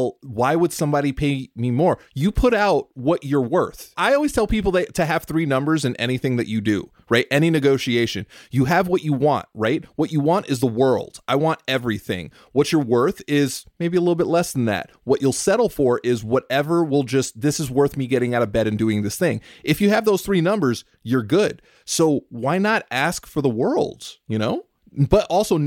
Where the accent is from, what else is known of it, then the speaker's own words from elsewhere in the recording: California, United States; growing up in California, I grew up with all of my closest friends in junior high and high school were Mexican